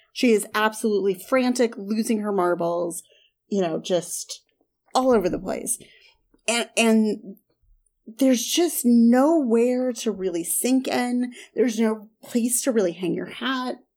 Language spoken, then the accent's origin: English; the South / Southern Midwest, United States; I, I grew up in the South. I grew up kind of in the, the Southern Midwest.